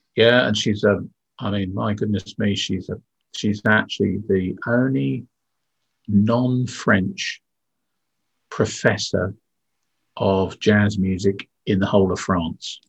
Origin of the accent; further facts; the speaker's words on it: Windsor, South East England, United Kingdom; moved away; also born or lived in Yorkshire; I was born in the UK um, in uh, in Yorkshire actually, so my accent should be a little bit different. But my parents moved me down south to the town of Windsor